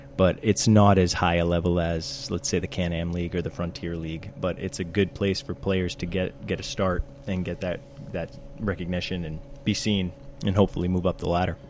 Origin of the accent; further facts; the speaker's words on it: South Portland, Maine, United States; I grew up in uh, South Portland, Maine, and I've lived here for 26 years now.